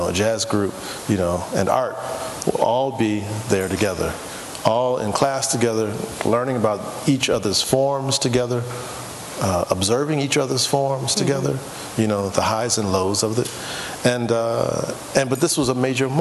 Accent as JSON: {"language": "English", "town": "Houston", "region": "Texas", "country": "United States", "tie": "born or raised there", "said": "I'm from Houston, Texas"}